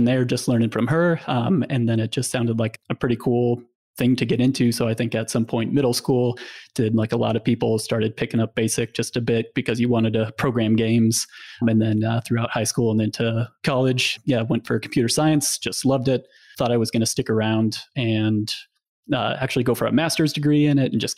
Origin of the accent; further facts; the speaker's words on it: Nebraska, United States; I grew up in Nebraska